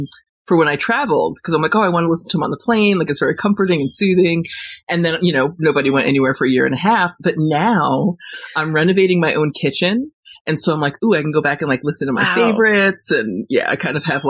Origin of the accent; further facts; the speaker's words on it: Warwick, New York, United States; moved away as an adult; also born or lived in Los Angeles; I moved back to New York, back to my hometown in Warwick